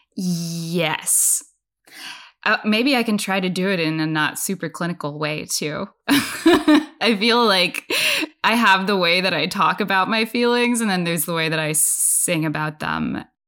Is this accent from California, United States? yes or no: yes; Bay Area, California, United States; now in Washington, D.C., United States; I'm from the Bay Area. I went to college there